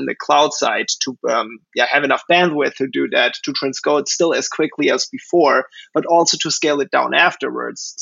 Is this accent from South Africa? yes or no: no; Germany; moved away as an adult; now in New York City, United States; I'm originally from Germany. I grew up there and went to school there